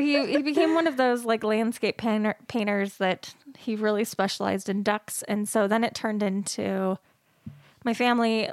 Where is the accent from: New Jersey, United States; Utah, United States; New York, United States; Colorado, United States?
Utah, United States; Salt Lake City; I grew up in Salt Lake City, Utah, born and raised